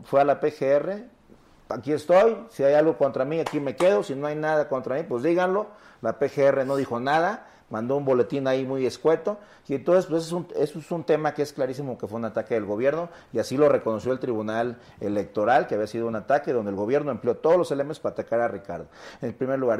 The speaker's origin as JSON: {"language": "Spanish", "town": "Coquimatlán", "region": "Colima", "country": "Mexico", "tie": "born or raised there", "said": "La gente de Coquimatlán, de mi pueblo"}